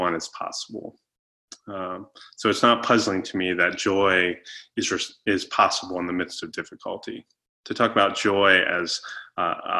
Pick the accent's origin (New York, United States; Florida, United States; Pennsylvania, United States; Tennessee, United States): Florida, United States; moved away; I grew up in Florida and so we did a lot of boating